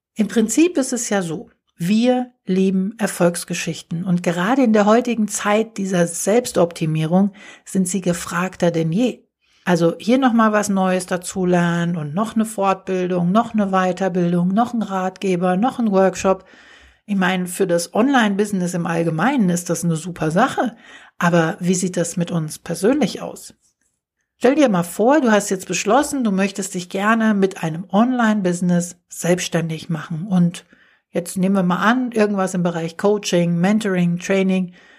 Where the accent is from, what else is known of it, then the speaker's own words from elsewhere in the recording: Germany; hier bei uns in Deutschland